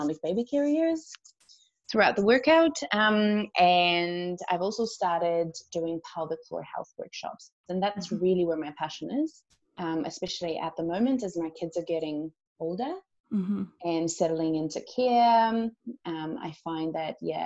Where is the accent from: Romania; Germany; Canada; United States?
Romania; moved away as an adult; now in New Zealand; I am originally from Romania. I moved to New Zealand almost 6 years ago.